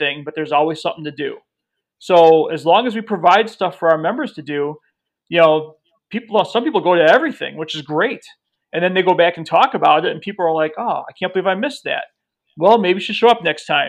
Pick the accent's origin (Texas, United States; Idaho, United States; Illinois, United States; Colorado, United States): Illinois, United States; Chicago; I'm from Chicago.